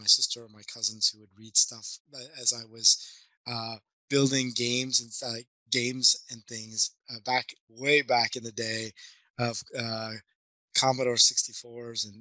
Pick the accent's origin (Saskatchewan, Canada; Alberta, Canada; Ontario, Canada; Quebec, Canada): Quebec, Canada; Montreal; now in Sunnyvale, United States; I was born and raised back in Montreal.